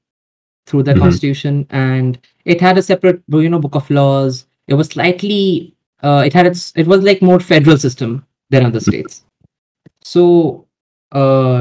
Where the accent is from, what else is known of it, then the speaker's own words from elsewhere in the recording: India; I'm from India and I'm 17 years old